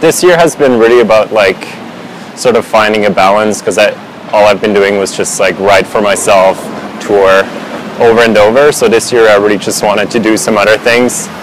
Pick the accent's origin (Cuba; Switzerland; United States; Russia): Switzerland; English is a second language; moved away as an adult; also born or lived in Vancouver, Canada; growing up in Switzerland